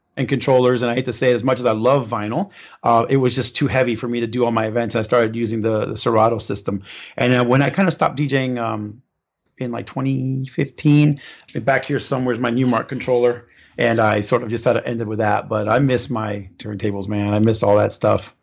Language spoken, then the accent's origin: English; Cypress, California, United States; moved away; also born or lived in Orlando, Florida; I grew up in Southern California, so Cypress, California